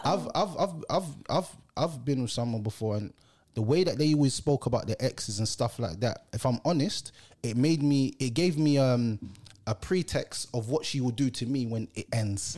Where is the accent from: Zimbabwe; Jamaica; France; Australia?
Jamaica; I'm a Jamaican